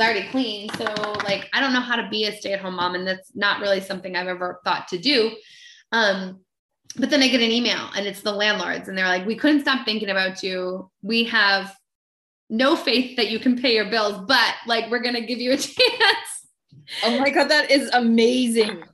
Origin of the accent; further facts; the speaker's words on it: Maine, United States; I'm, I'm from Maine and I'm from this really small town, but like at the time had 2000 people and one blinking red light